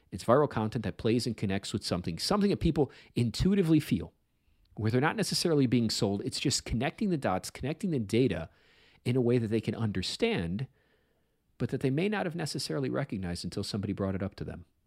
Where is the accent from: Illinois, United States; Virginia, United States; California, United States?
Illinois, United States; Chicago; I grew up on the South Side